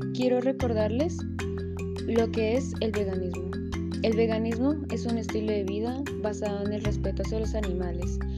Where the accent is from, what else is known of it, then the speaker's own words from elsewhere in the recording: Sogamoso, Boyacá, Colombia; Como sugamoxista